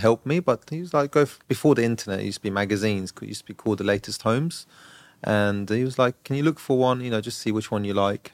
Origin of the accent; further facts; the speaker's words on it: Brighton, South East England, United Kingdom; moved away as an adult; now in Dubai, United Arab Emirates; I grew up in Brighton, so I don't live in London